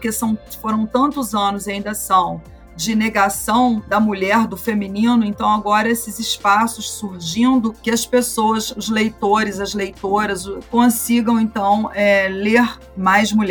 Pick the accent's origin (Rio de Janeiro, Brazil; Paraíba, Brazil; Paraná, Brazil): Rio de Janeiro, Brazil; Petrópolis; born there; Eu nasci em Petrópolis, Rio de Janeiro